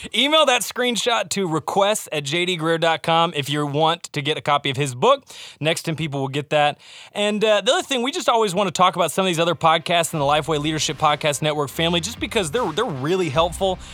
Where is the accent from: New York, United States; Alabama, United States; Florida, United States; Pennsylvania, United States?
Alabama, United States; I'm from Alabama